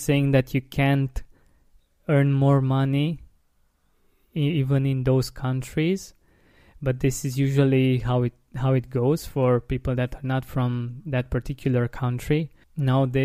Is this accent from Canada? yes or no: no; Romania; my perspective being from Romania, from an Eastern European country